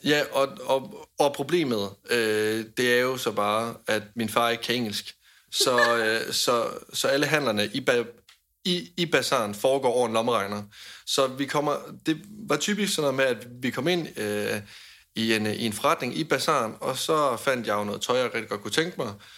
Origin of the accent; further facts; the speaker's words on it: Denmark; hjemme i Danmark